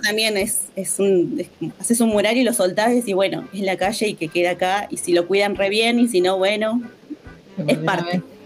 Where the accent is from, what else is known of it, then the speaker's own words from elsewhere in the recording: Bariloche, Río Negro, Argentina; me crié en Mariloche